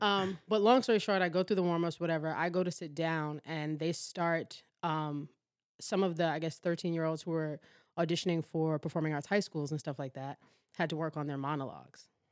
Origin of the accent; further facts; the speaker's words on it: New York City, New York, United States; also born or lived in Baltimore; I was born in Baltimore, but raised in Harlem, New York.